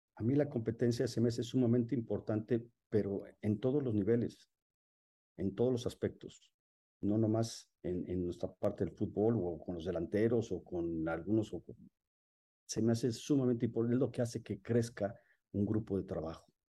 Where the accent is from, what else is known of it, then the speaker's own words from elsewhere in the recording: Mexico; soy un mexicano